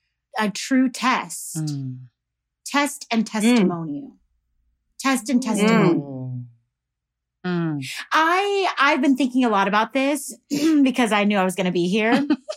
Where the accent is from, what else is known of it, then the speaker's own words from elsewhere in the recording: Houston, Texas, United States; I'm from Houston, Texas.